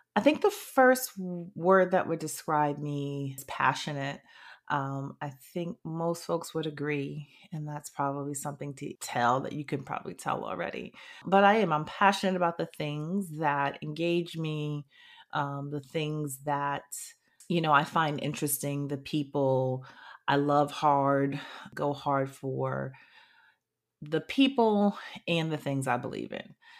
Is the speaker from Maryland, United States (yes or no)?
no; New Haven, Connecticut, United States; moved away as an adult; also born or lived in Washington, D.C. / New York City / Kingston, Jamaica; now in New Orleans, United States; I am specifically from New Haven, Connecticut. I was born and raised there.